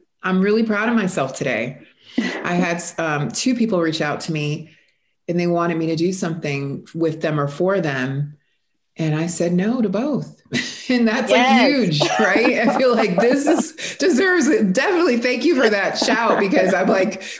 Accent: South Florida, United States; moved away as an adult; now in Texas, United States; I am originally from South Florida. I have been in Texas for 4 years

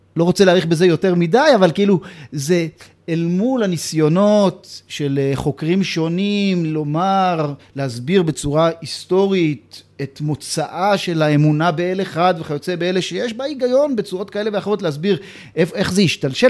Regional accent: Jerusalem, Jerusalem District, Israel; גדלנו באותו בית גידול ציוני דתי של... אה, נתיב מאיר כספינת הדגל של אה, הציונות הדתית, והאזור הזה של קטמון רחביה

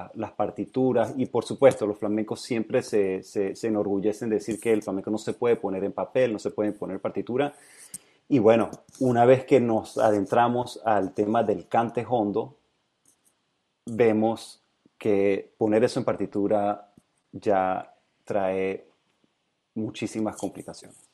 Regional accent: Mérida, Venezuela; moved away; also born or lived in San Francisco, United States; Crecí en Mérida, sí. Eso está en los Andes

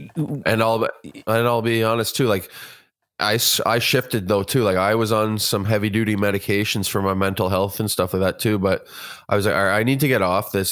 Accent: Kitchener, Ontario, Canada; now in Guelph, Canada; I'm from, uh, originally from Kitchener, Ontario, but I reside in Guelph now.

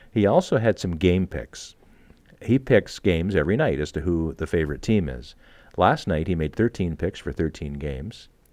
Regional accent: Canada

